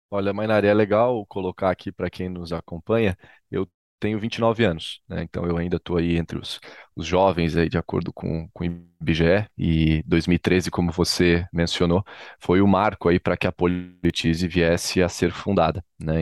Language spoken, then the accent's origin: Portuguese; Florianópolis, Santa Catarina, Brazil; Florianópolis, Santa Catarina, que é onde eu nasci, fui criado